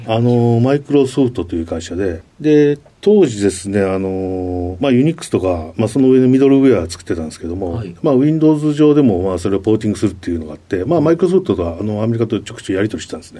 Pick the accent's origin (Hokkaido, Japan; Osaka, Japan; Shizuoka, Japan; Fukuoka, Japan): Osaka, Japan; 大阪ですね